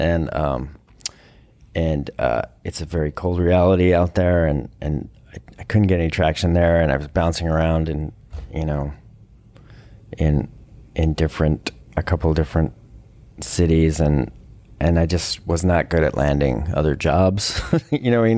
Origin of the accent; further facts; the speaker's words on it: Westchester, New York, United States; moved away; also born or lived in Colorado; I grew up in Westchester